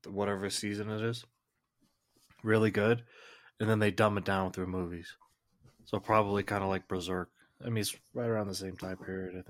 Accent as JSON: {"language": "English", "country": "United States", "said": "But not me. I'm American. I don't follow rules."}